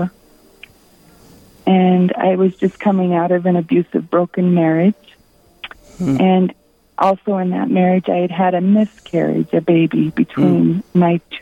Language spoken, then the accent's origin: English; Rapid City, South Dakota, United States; also born or lived in Ohio; I'm from Rapid City. I have lived and worked here most of my life, with the exception of 7 years I lived in Ohio